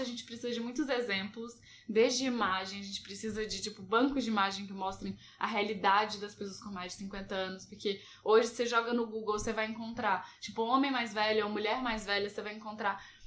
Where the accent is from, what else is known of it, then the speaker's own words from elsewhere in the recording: Belo Horizonte, Minas Gerais, Brazil; eu sou de BH